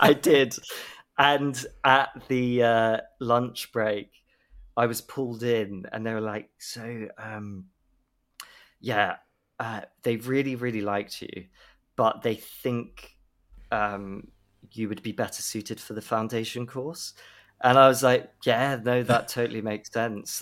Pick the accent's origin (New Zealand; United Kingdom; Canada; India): United Kingdom; Swindon, South West England; I grew up in Swindon